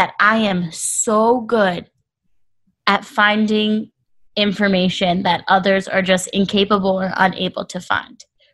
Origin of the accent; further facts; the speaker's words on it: New Jersey, United States; I'm from South Jersey. Everyone makes fun that I have an accent.